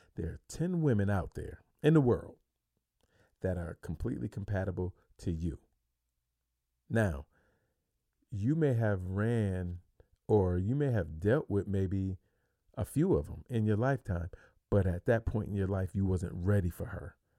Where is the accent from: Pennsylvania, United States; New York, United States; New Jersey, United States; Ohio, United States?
New York, United States; moved away as an adult; now in Phoenix, United States; I'm from New York. I'm clean across the country.